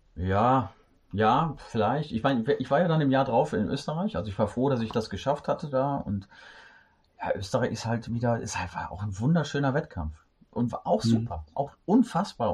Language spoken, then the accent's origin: German; Düsseldorf, North Rhine-Westphalia, Germany; now in Cologne, Germany; gebürtiger Düsseldorfer